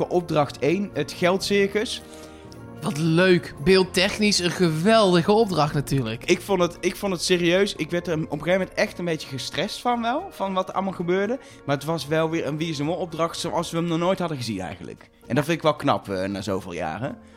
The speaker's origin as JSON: {"language": "Dutch", "region": "North Brabant", "country": "Netherlands", "said": "Ik kom uit Brabant"}